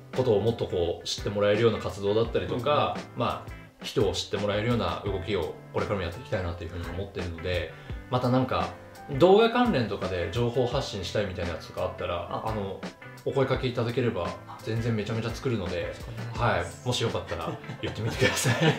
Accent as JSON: {"language": "Japanese", "town": "Rumoi", "region": "Hokkaido", "country": "Japan", "tie": "born or raised there", "said": "札幌とかその都市部を経験してない人間だから余計思うのかもうずっと留萌のままなんで"}